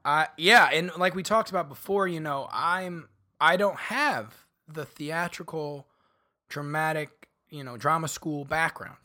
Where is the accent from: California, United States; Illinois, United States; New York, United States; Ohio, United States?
Illinois, United States; Bartonville; moved away; also born or lived in Chicago; grew up a few hours south, uh, of Chicago in a little town called Bartonville, Illinois